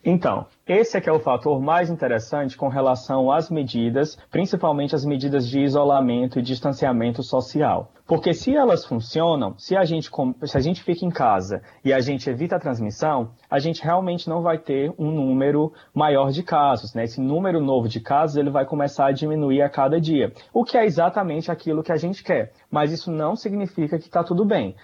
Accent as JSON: {"language": "Portuguese", "town": "Quixeramobim", "region": "Ceará", "country": "Brazil", "moved": "yes", "said": "eu sou de uma cidade no interior do Ceará, sou de Quixeramobim"}